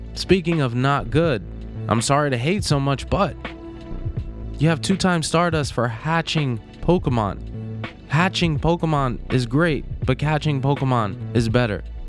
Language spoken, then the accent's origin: English; East Coast, United States; now in Los Angeles, United States; I'm from the East Coast